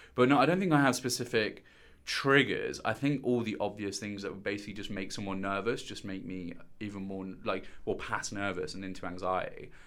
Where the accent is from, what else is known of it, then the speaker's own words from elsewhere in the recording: Stourbridge, West Midlands, United Kingdom; moved away as an adult; now in London, United Kingdom; I'm originally from Stourbridge, which is, um, a small little town in Dudley